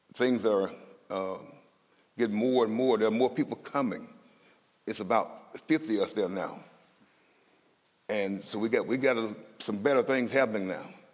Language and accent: English; Mississippi, United States; moved away as an adult; now in Minnesota, United States; I'm from Mississippi, and I'm proud to be from Mississippi, because the South got something to say